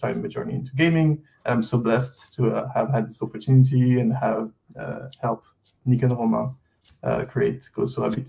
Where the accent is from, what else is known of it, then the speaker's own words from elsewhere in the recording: France; accent: French; English is a second language; I'm going to try to do the best I can with my accent to not let people know that I'm French. But I am French.